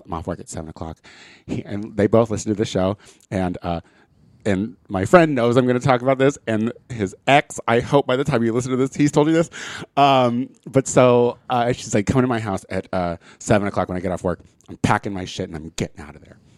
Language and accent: English; Central Illinois, United States; now in Los Angeles, United States; I'm from Central Illinois